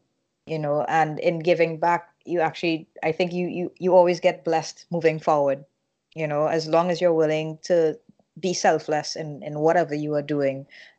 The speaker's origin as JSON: {"language": "English", "country": "Trinidad & Tobago", "said": "And I think where I'm coming from Trinidad and Tobago, we have a lot of growing to do."}